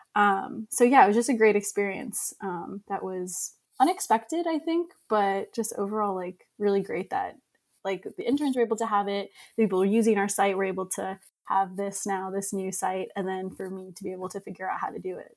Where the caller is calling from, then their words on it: Boston, Massachusetts, United States; also born or lived in Long Island; I'm calling from Long Island right now. Usually I'm in Boston